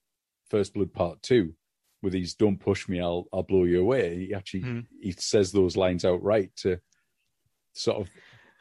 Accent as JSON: {"language": "English", "region": "England", "country": "United Kingdom", "said": "Because for us as English people living in England at the time, I was not as aware of the Vietnam War"}